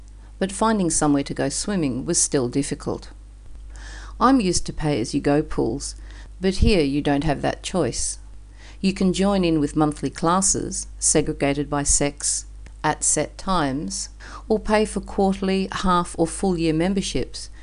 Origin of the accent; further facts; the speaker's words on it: Australia; moved away as an adult; now in Istanbul, Turkey; Being Australian and living in Istanbul